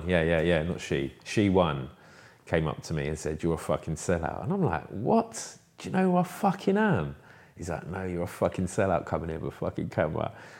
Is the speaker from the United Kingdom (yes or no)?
yes; London, United Kingdom; Yeah, like, I'm from Kilburn, man.